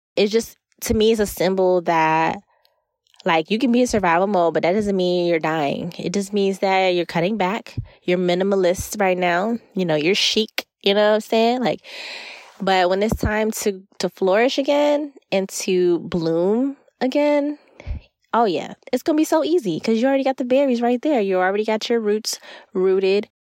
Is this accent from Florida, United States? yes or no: yes; Florida, United States; I am from Florida